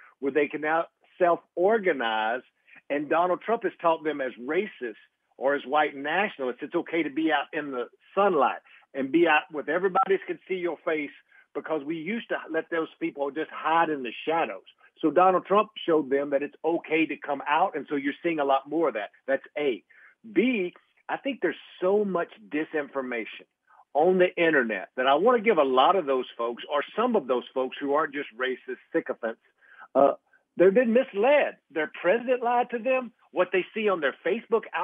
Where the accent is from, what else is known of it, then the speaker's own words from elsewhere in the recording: rural East Texas, United States; moved away as an adult; also born or lived in Kemp, Texas; now in Washington, D.C., United States; I grew up, as you can tell from my voice, in rural East Texas